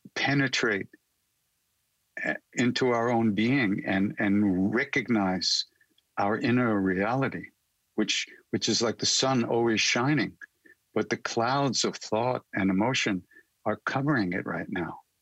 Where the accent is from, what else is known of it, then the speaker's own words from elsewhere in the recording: Long Island, New York, United States; also born or lived in India; I'm a kid from Long Island, New York. So and I grew up with rock and roll